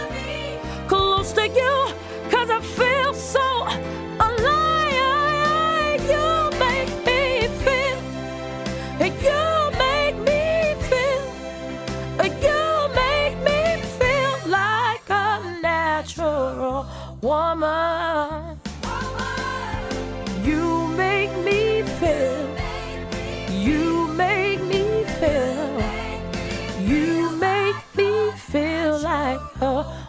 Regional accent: Connecticut, United States; I grew up in Connecticut.

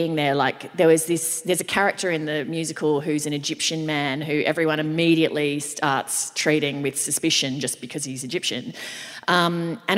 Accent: Brisbane, Queensland, Australia; now in Sydney, Australia; We are here in Brisbane.

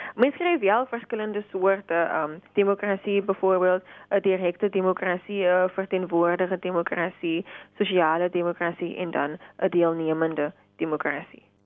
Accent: South Africa; ons as Suid-Afrikaners

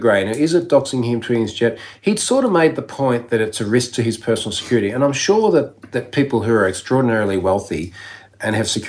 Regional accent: Australia; also born or lived in London; as an Australian

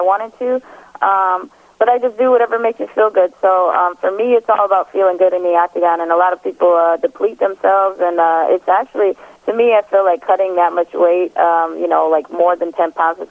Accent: Milwaukee, Wisconsin, United States; now in Colorado, United States; people that I grew up with in Milwaukee

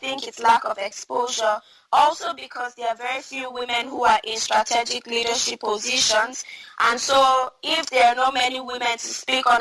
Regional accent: Northern Nigeria, Nigeria; I come from Northern Nigeria

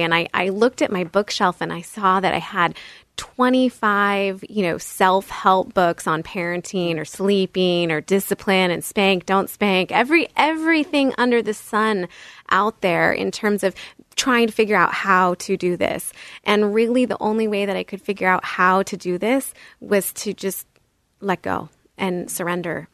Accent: Bay Area, California, United States; I grew up in the Bay Area of California

